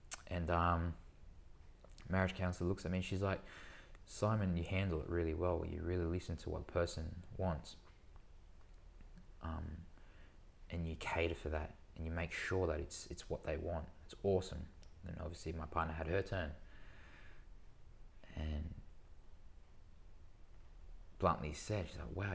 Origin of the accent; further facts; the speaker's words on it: Sydney, New South Wales, Australia; I was born and raised in Sydney